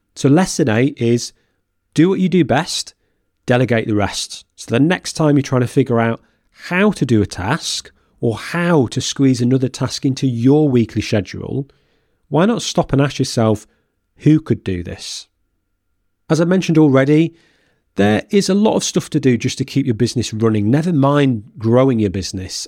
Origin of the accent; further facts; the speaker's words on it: Lancashire, North West England, United Kingdom; moved away as an adult; now in Norfolk, United Kingdom; my hometown. So when we relocated two hundred and fifty miles away from Lancashire to Norfolk